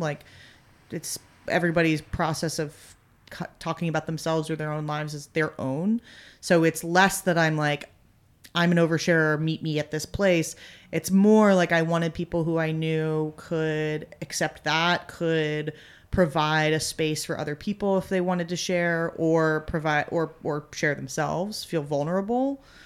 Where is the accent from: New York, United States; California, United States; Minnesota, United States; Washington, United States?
New York, United States; moved away as an adult; now in Los Angeles, United States; I grew up in New York. I'd gone to school there.